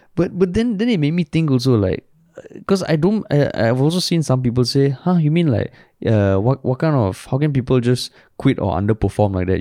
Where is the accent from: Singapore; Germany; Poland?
Singapore; I've never felt prouder as a Singaporean.